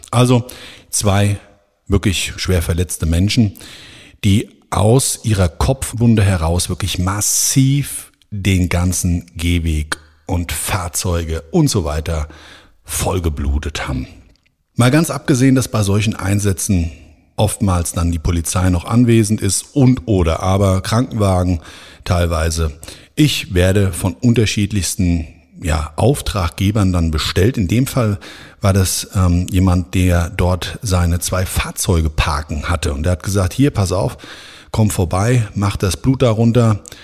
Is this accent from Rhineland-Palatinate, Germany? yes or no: no; Frankfurt am Main, Hesse, Germany; in Frankfurt am Main, meiner Heimatstadt